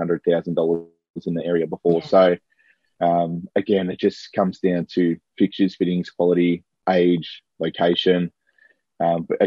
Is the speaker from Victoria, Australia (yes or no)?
yes; South Morang, Victoria, Australia; grew up in South Murray, not too far away